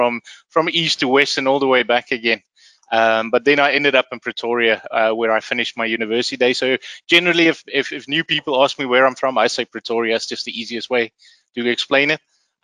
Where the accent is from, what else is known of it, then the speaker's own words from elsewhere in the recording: Namibia; also born or lived in Rustenburg, South Africa; So I'm originally from South Africa, and I was born in a little in a city called Rustenburg, out in the old west northwestern parts of South Africa. But I actually grew up in Namibia